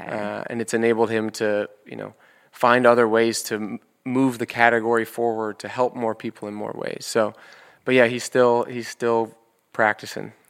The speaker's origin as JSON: {"language": "English", "town": "New York City", "region": "New York", "country": "United States", "tie": "born or raised there", "said": "I grew up in New York, and my dad's office is on seventy-third and Fifth Avenue."}